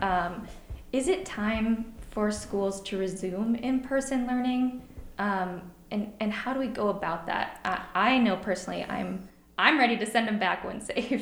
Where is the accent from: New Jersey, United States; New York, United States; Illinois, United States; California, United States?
Illinois, United States; moved away; I'm from I'm from Illinois. I go home to see my parents who are farmers